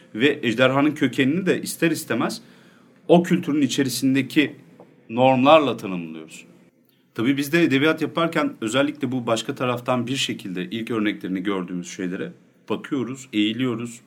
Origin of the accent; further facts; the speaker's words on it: Nevşehir, Turkey; ben Nevşehirliyim.